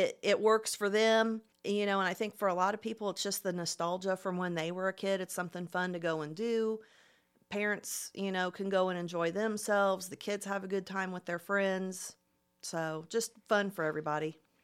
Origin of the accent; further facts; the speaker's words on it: Plainfield, Indiana, United States; moved away as an adult; now in Muncie, United States; I actually grew up in Plainfield, which is about thirty minutes west of downtown Indy